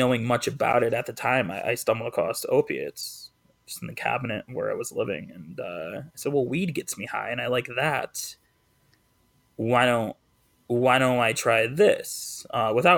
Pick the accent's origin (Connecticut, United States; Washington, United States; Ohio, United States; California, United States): Connecticut, United States; East Hartford; moved away; I just left my hometown of East Hartford